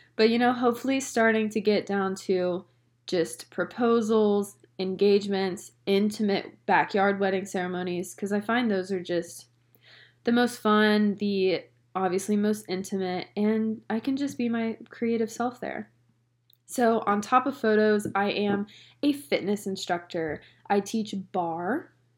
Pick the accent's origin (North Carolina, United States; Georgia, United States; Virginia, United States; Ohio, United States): North Carolina, United States; now in Long Island, New York, United States; I am originally from, can you guess it? Can you guess it from my little accent that everyone says I have? I honestly don't hear it. But I'm from North Carolina